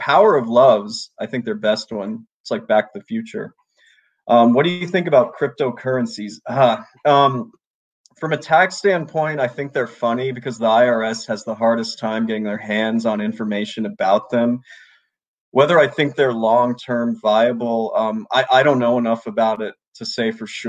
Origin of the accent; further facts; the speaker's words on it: Kenya; also born or lived in Honduras; I spent elementary school in Honduras and high school in Kenya.